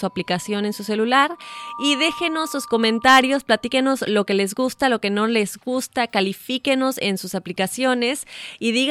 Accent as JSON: {"language": "Spanish", "country": "Argentina"}